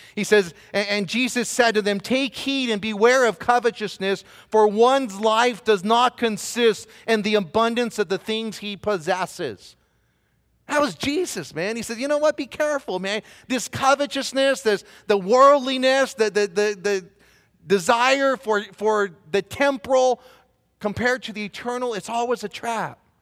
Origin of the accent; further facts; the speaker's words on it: Southern California, United States; moved away as an adult; now in Belen, United States; raised in Southern California.